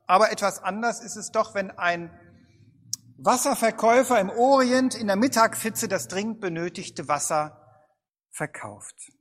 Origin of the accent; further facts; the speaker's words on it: Bad Vilbel, Hesse, Germany; in meiner Heimatstadt Bad Vilbel